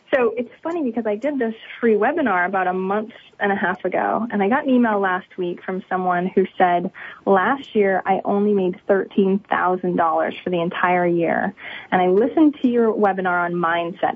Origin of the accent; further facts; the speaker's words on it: Maine, United States; I'm from Maine. There's not very many millionaires or flashy stuff around here